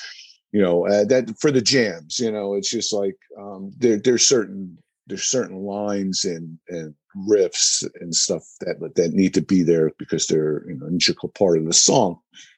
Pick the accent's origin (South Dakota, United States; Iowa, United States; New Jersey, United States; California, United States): New Jersey, United States; just growing up in New Jersey and being musicians.